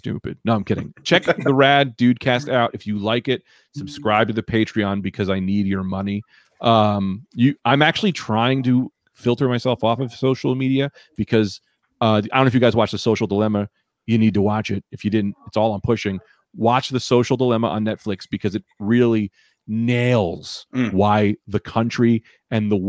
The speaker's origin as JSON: {"language": "English", "region": "New Jersey", "country": "United States", "said": "I'm from Jersey."}